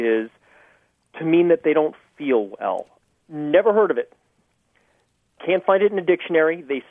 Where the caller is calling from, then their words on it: San Diego, California, United States; I am calling from San Diego, California.